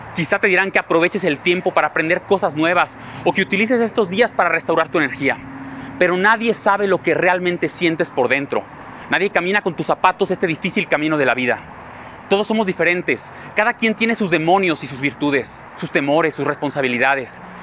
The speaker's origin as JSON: {"language": "Spanish", "country": "Mexico"}